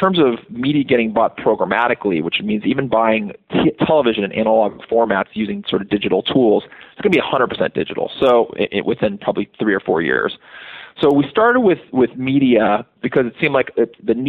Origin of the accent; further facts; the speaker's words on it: Los Angeles, California, United States; So I grew up in Los Angeles. I'm from here. Grew up right near UCLA.